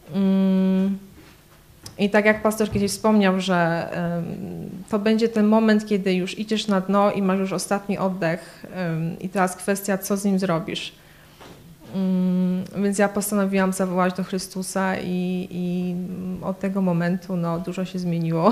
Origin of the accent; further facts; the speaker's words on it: Poland; moved away as an adult; also born or lived in Kraków / Łódź / Warsaw; now in London, United Kingdom; Pochodzę z małej miejscowości między Krakowem a Katowicami